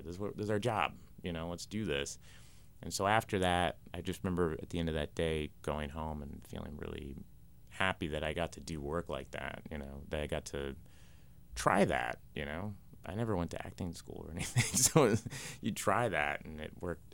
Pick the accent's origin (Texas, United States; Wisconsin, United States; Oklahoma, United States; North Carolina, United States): Oklahoma, United States; Tulsa; I grew up in Tulsa, Oklahoma